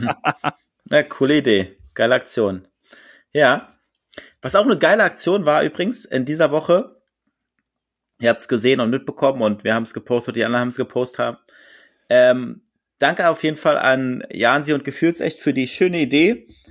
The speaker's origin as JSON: {"language": "German", "region": "Berlin", "country": "Germany", "tie": "born or raised there", "moved": "yes", "lives_now": "Hamburg, Germany", "said": "Als Berliner"}